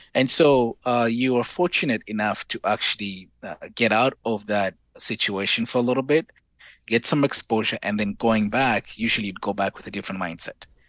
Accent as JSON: {"language": "English", "country": "Zambia", "tie": "born or raised there", "also_born_or_lived": "Hawaii, United States / Kent, Ohio, United States", "moved": "as an adult", "lives_now": "Dallas, United States", "said": "I'm from Zambia"}